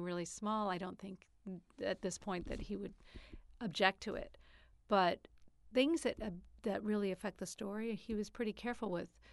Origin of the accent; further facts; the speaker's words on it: New York, United States; I'm from New York